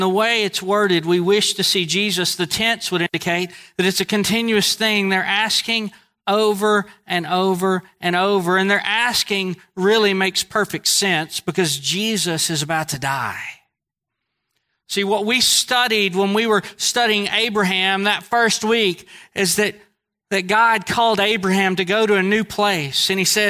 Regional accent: Northeast, United States; accent: Northeast; Most people know I'm from the Northeast because of my accent.

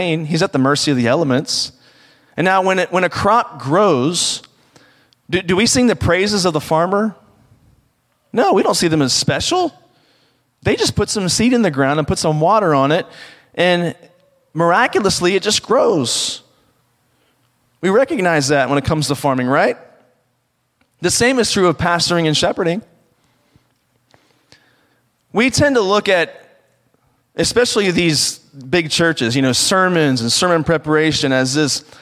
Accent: rural Virginia, United States; I grew up around the Washington, D.C. area because it sounds cooler than where I actually did grow up, which is in the rural part of Virginia. And because the reality is I grew up on a farm

